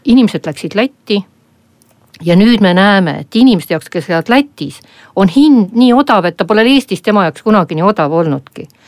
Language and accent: Estonian; Abkhazia, Georgia; now in Estonia; lapsepõlvest pärit nagu, nagu, nagu Abhaasiast, Gruusiast